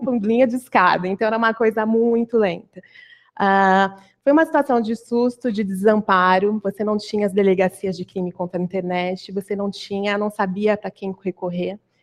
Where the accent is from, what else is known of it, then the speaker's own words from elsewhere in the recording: Campinas, São Paulo, Brazil; moved away as an adult; now in São Paulo, Brazil; eu sou do, de Campinas, né? Mas arranjei um emprego aqui em São Paulo então, saí da casa dos pais